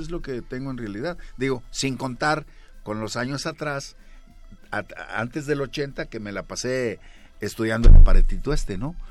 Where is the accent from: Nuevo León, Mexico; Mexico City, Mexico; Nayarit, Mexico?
Nuevo León, Mexico; Monterrey; yo nací en la Nuevo Repueblo de Monterrey, Nuevo León